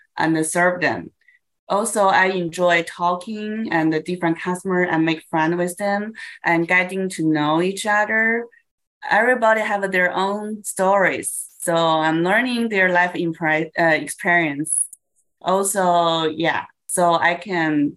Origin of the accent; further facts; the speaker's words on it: Beijing, China; now in United States; I'm from Beijing. I was born in Beijing, China.